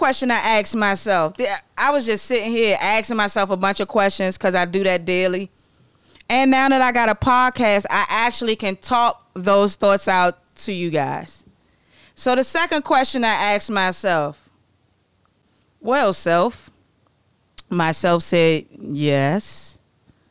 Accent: Maryland, United States; I'm from Maryland

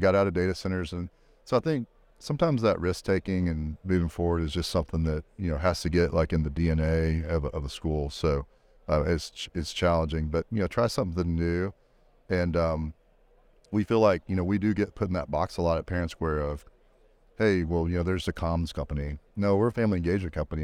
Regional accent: Texas, United States; I grew up in Texas, so Hutto, Taylor, those, those types of areas

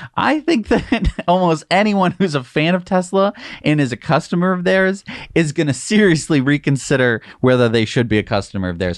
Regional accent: United States; I'm an American.

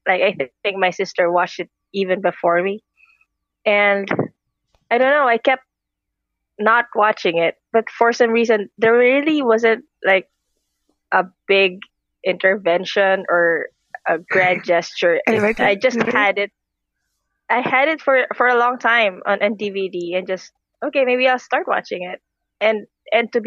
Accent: Philippines; I'm from the Philippines

